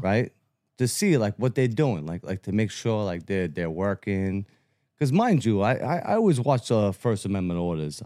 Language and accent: English; New York City, New York, United States; born and raised in Brooklyn, Bensonhurst.